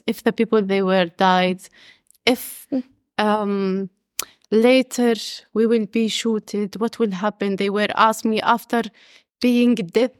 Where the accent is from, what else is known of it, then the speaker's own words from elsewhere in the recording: Tubas, Tubas Governorate, Palestine; English is a second language; now in Dheisheh, Palestine; I'm originally from Tubas, from the north of the Jordan Valley.